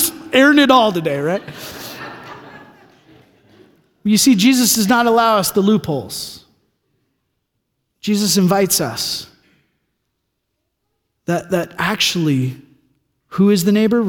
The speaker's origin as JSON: {"language": "English", "region": "California", "country": "United States", "moved": "yes", "said": "I'm from California"}